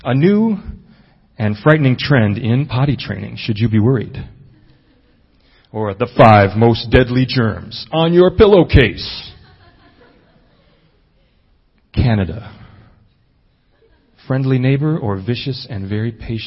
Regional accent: Chicago, Illinois, United States; we grew up in Chicago, in the inner city

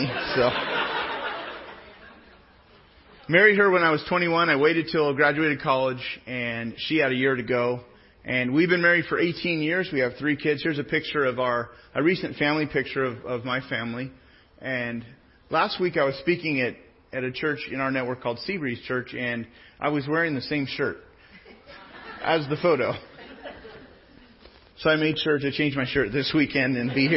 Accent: Pismo Beach, California, United States; moved away as an adult; also born or lived in San Jose / Sonoma; now in Riverside, United States; I was raised most of the part in the Central Coast, in Pismo Beach

